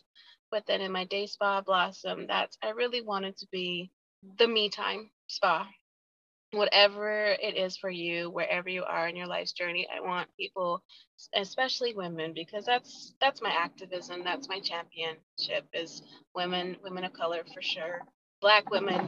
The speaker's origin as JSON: {"language": "English", "region": "Utah", "country": "United States", "tie": "born or raised there", "said": "I grew up here in Utah. I've been here since I was 4 years old"}